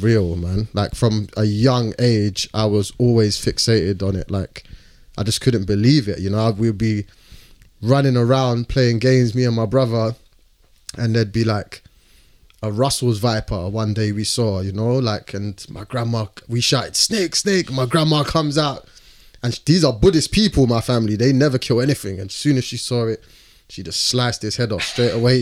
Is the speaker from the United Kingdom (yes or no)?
yes; London, United Kingdom; where I grew up in London, in East London, was like, it's the birthplace of, you know, like grime music.